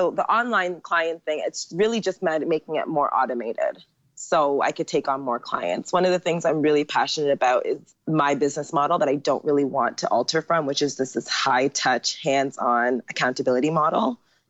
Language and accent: English; Jamaica; now in Asia; the more business was coming in as a Jamaican girl, like I never turn away money.